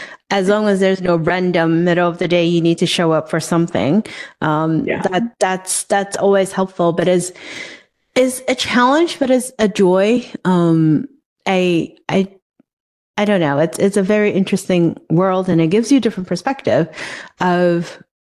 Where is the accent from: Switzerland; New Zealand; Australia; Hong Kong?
Hong Kong; moved away; I grew up in a very different society. Where I grew up in Hong Kong